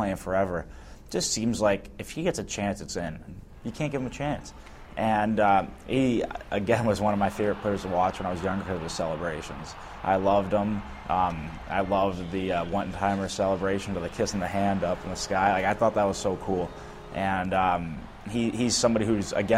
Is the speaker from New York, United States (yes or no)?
no; St. Louis, Missouri, United States; growing up in St. Louis